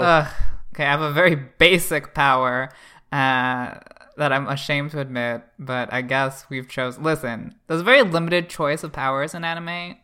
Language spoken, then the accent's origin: English; Canada; I'm Canadian